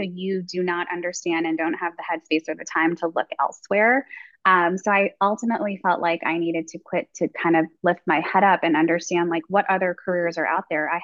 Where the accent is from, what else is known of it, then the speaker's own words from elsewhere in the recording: New York, United States; moved away as an adult; now in Atlanta, United States; I'm a born and raised New Yorker.